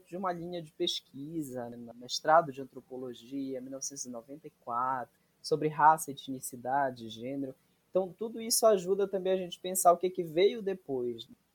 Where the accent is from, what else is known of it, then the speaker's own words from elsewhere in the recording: Salinas, Brazil; eu sou de Salinas